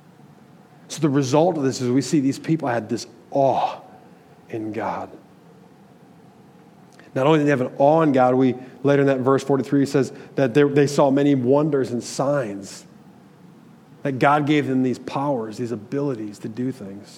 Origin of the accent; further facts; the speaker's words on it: Michigan, United States; I'm from Michigan.